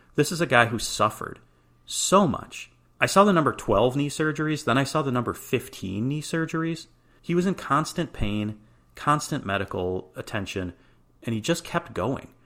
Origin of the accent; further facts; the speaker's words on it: Chicago, Illinois, United States; as a kid growing up in Chicago